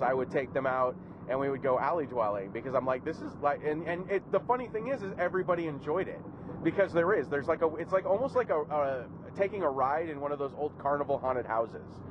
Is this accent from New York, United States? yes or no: no; California, United States; growing up in California in the in the in, in my teenage years